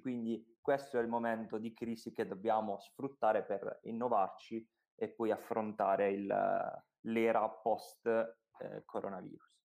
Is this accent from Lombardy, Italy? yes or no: no; Apulia, Italy; noi siamo pugliesi